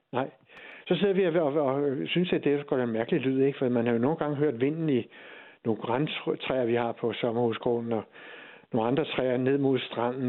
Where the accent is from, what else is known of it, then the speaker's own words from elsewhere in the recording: Hirtshals, North Denmark Region, Denmark; jeg er fra Hirtshals